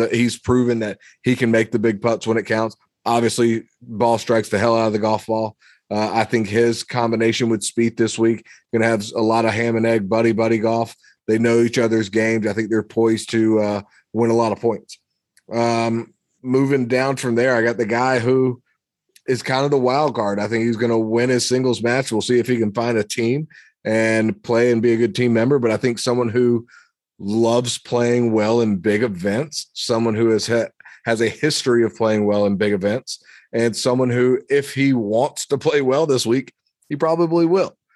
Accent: United States; I'm an American

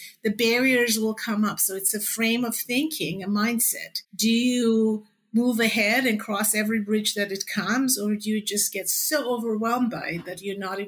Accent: Canada; also born or lived in Toronto; I'm Canadian too. I've lived in Toronto for many years.

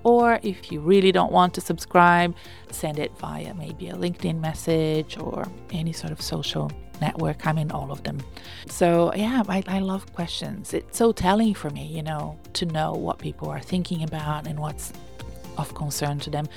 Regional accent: Brazil; English is a second language; I'm Brazilian

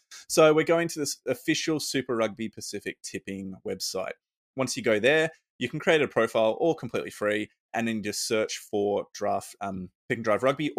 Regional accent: Australia; So that's pretty concerning as a Aussie rugby fan, that they might take some games off our respective teams.

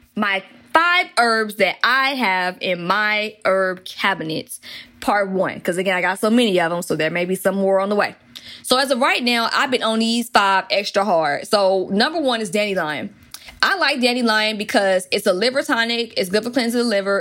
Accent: Atlanta, Georgia, United States; accent: country; growing up in Atlanta

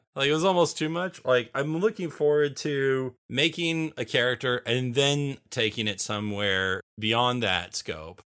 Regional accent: Bakersfield, California, United States; moved away; I grew up in Bakersfield

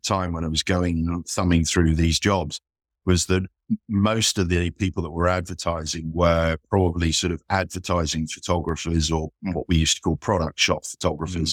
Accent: Isle of Wight, South East England, United Kingdom; moved away as an adult; also born or lived in London; now in Leeds, United Kingdom; I grew up on the Isle of Wight

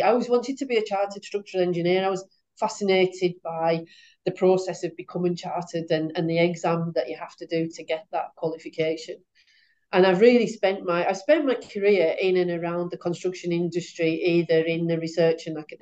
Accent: West Cumbria, North West England, United Kingdom; I'm from West Cumbria, and I was brought up close to the Sellafield plant

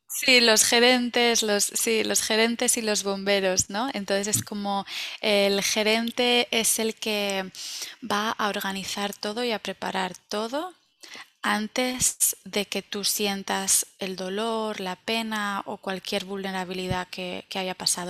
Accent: Valencia, Valencian Community, Spain; moved away as an adult; now in United States; yo soy de Valencia

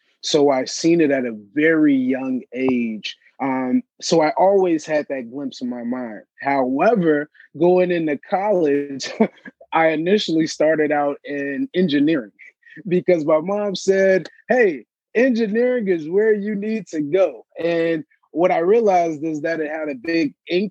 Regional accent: Chicago, Illinois, United States; I'm actually a native, born and raised in Chicago, south side of Chicago

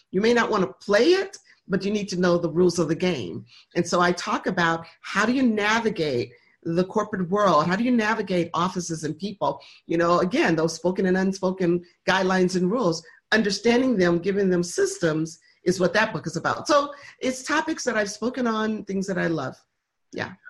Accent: Michigan, United States; now in Atlanta, United States; we were raised in Michigan

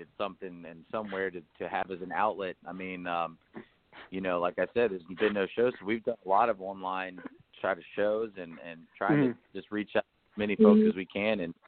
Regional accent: Virginia, United States; now in Nashville, United States; I'm from Virginia

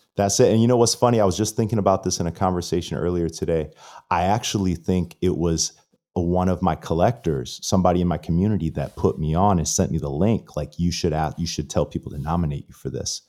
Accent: Florida, United States; I'm from Florida

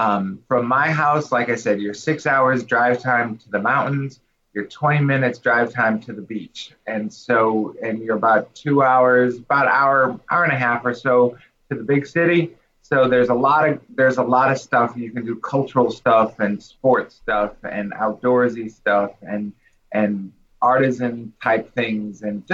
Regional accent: Milwaukee, Wisconsin, United States; moved away as an adult; also born or lived in Ann Arbor, Michigan / St. Louis, Missouri / Florida; now in Havelock, United States; raised Lutheran Church Missouri Synod member from conception through baptism through ordination. So I was born and raised in Milwaukee, Wisconsin.

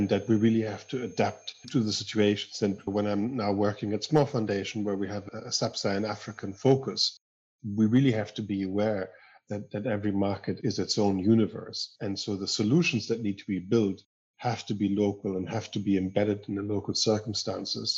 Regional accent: Northern Germany, Germany; English is a second language; moved away as an adult; also born or lived in Spain / Chile / United States; now in Ireland; I grew up in northern Germany, as I think you can still tell a little bit by my accent. I moved to Spain when I was a kid with my parents, and then moved back to Germany

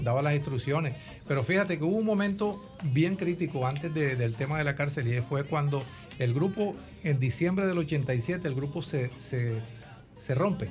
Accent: Barranquilla, Atlántico, Colombia; yo nací en Barranquilla, Colombia, mm. Caribe colombiano

